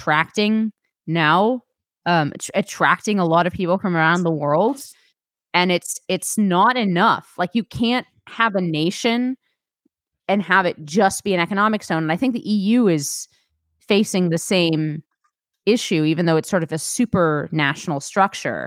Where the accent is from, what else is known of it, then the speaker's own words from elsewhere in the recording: Bay Area, California, United States; I was born in the Bay Area